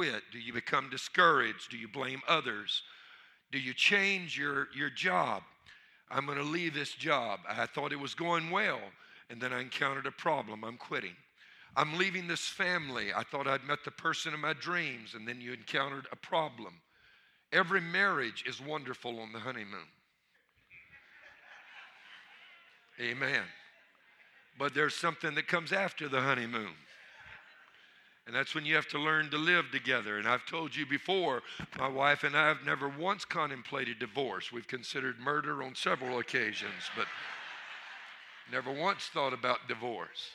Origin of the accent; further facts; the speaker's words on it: Louisiana, United States; I'm from Louisiana